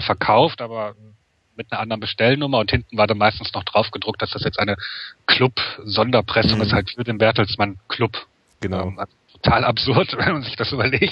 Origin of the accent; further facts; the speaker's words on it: Wuppertal, North Rhine-Westphalia, Germany; ich komme ja aus Wuppertal